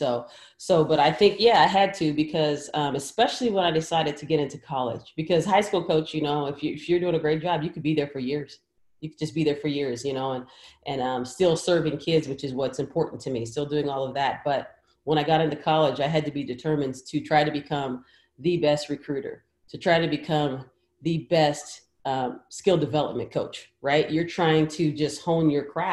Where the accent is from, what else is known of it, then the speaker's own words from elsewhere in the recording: Portland, Oregon, United States; I'm from Portland, Oregon, you know, the beautiful Pacific Northwest